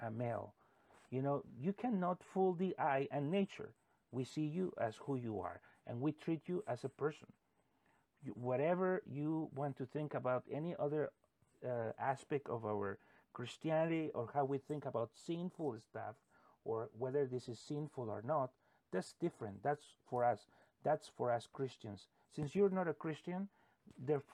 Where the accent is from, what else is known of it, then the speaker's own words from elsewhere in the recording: United States; we as American citizens